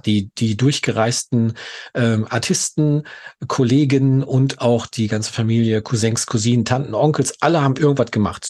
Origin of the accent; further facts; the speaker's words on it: Gelsenkirchen, North Rhine-Westphalia, Germany; Ich bin in Gelsenkirchen geboren, im Ruhrgebiet